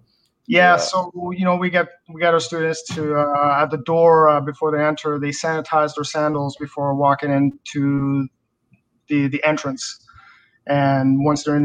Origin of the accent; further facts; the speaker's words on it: Campbellton, New Brunswick, Canada; moved away; I grew up in Camelton